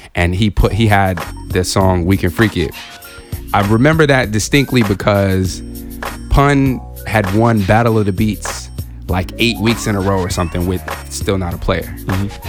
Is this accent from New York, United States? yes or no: no; Southern California, United States; coming up in Southern California